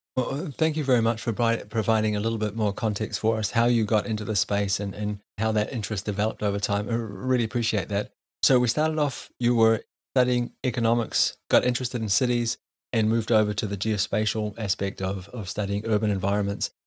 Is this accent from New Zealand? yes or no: yes; New Zealand; growing up in New Zealand